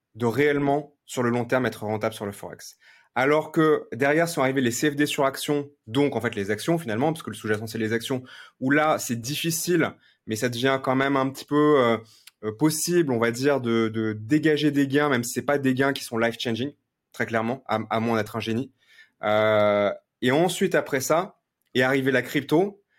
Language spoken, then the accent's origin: French; Lyon, Auvergne-Rhône-Alpes, France; je suis né à Lyon